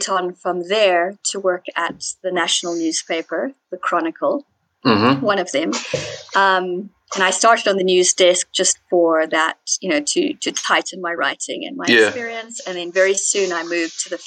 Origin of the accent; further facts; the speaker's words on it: Zimbabwe; By birth, though I was born in Zimbabwe